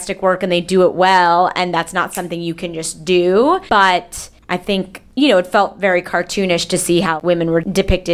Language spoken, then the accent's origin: English; Long Island, New York, United States; I grew up on Long Island.